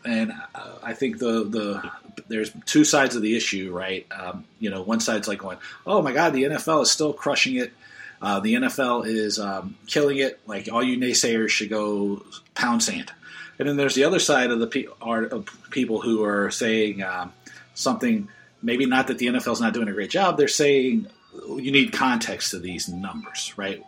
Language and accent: English; Oakland Park, Florida, United States; moved away; I grew up in Oakland Park, so I you you know in Broward